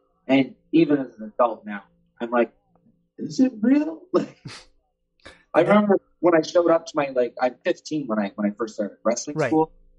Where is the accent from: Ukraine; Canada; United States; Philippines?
Canada; I'm not going to bring American money back to Canada.